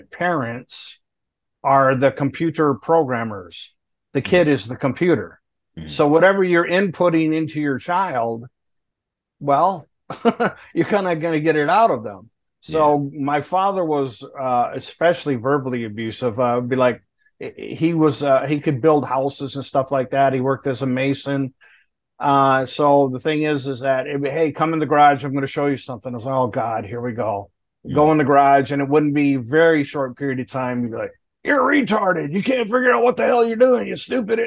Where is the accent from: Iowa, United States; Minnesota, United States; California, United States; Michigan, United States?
Michigan, United States; Lakeport; also born or lived in Port Huron, Michigan; I was raised in Lakeport, which is right next door to Port Huron.